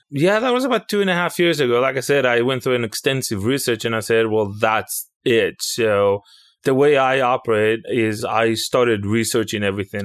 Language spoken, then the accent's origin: English; Israel; moved away as an adult; now in United States; I was born and raised in Israel. I came to the United States somewhere in oh seven